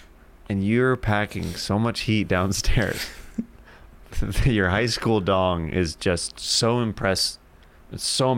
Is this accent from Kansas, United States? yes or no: yes; Kansas, United States; And I'm from Kansas.